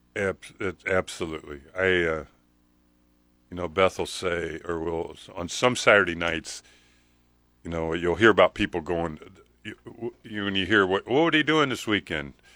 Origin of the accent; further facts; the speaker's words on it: Nebraska, United States; I was born in Nebraska. I don't know why I was born on a farm.